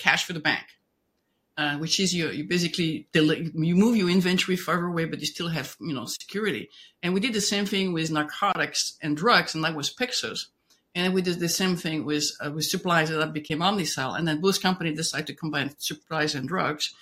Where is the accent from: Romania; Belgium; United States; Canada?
Belgium; moved away; I'm originally from Belgium